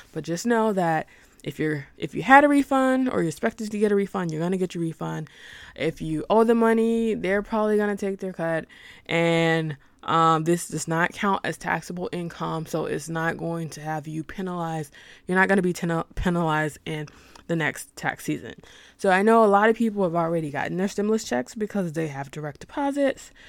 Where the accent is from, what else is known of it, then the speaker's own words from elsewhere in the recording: Arkansas, United States; I'm personally am from Arkansas